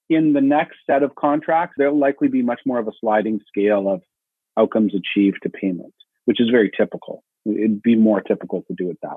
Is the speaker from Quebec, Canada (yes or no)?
no; Manitoba, Canada